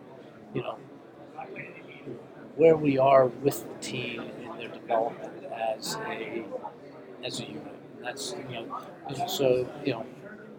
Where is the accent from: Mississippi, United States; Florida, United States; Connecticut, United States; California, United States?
Connecticut, United States; Westport; when I was a youth player growing up in Westport, Connecticut